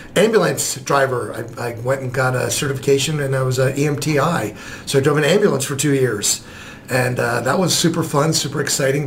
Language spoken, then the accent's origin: English; New Jersey, United States; moved away as an adult; also born or lived in New York; now in Columbus, United States; I was born in New York and grew up in New Jersey